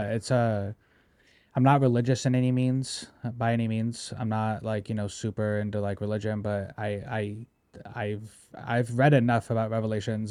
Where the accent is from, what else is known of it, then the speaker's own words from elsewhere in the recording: United States; I love being American